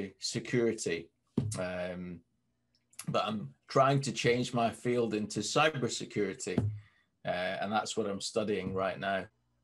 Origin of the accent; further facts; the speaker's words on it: Scotland, United Kingdom; now in Manchester, United Kingdom; But if I still speak to some friends back in Scotland, then the accent will come back sometimes with certain words, certain phrases.